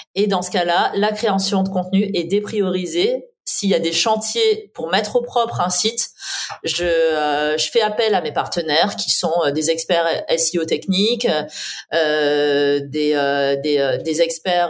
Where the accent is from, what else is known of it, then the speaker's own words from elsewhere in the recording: south-east France, France; moved away; also born or lived in Paris; je viens du sud-est de la France